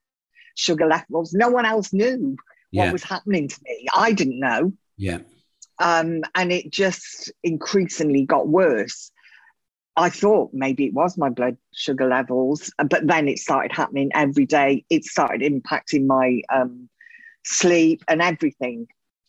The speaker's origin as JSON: {"language": "English", "region": "Wales", "country": "United Kingdom", "tie": "born or raised there", "also_born_or_lived": "London / Spain", "moved": "as an adult", "said": "Before that, I grew up in Wales"}